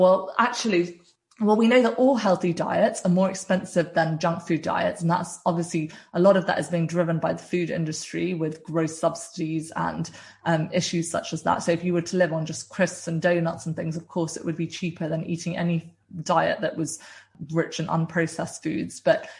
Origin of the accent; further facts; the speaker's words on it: South India, India; I'm originally Indian and from South India, and we have a really wide variety of plant-based dishes.